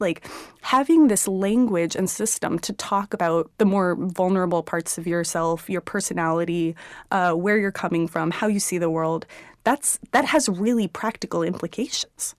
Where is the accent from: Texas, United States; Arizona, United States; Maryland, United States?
Texas, United States; Houston; I was born in Houston